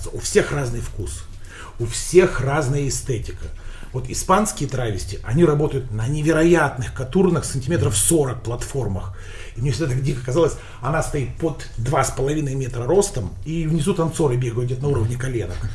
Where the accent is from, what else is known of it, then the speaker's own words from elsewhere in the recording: Russia; России я и из Казахстана ….